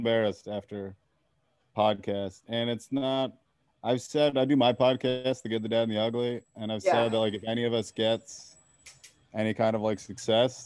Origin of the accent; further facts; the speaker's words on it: Vermont, United States; also born or lived in Adirondacks, upstate New York; I was born in Vermont, and my parents got divorced when she was pregnant with me